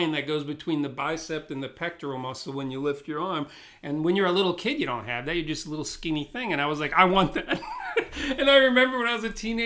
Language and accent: English; New Jersey, United States; we grew up in Jersey, the two of us.